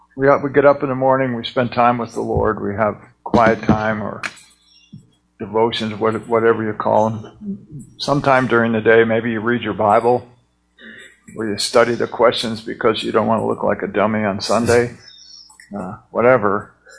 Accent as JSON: {"language": "English", "country": "United States", "said": "I'm an American."}